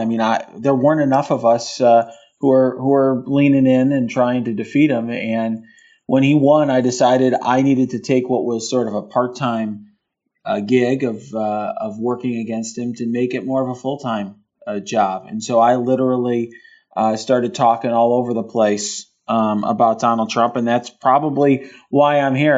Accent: Chicago, Illinois, United States; I was born in Chicago.

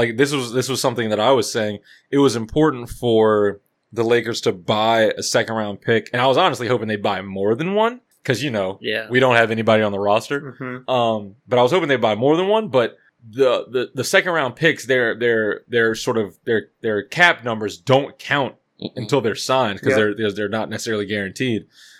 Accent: Virginia, United States; I'm from Virginia

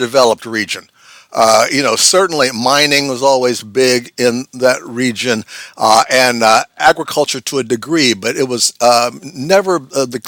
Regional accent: Middletown, Ohio, United States; moved away; I was there in Middletown in the early 60s going to high school

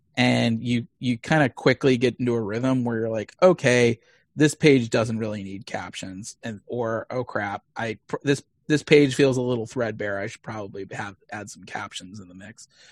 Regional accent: Missouri, United States; moved away; I grew up in Missouri, uh, in a pretty conservative Jewish household

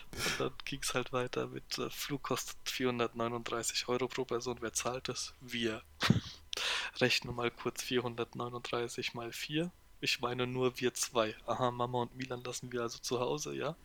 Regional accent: Hesse, Germany; also born or lived in Gernsheim / Poland; ich als Hesse

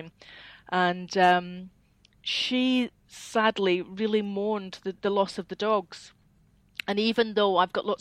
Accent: Scotland, United Kingdom; accent: Scottish; moved away as an adult; now in Peterborough, United Kingdom; I am Scottish

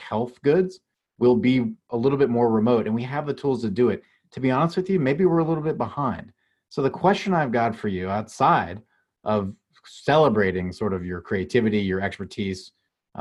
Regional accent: United States; as an American

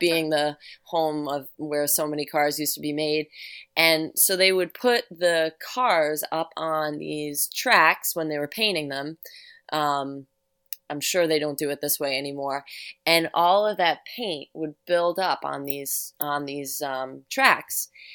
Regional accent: New York City, New York, United States; now in Upstate New York, United States; I grew up in New York City. I grew up on Staten Island.

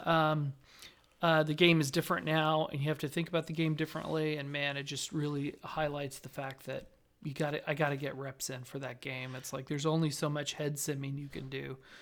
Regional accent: Southern Nevada, United States; growing up in Southern Nevada

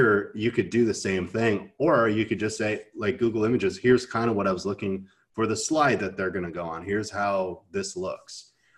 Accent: Canada; I'm Canadian

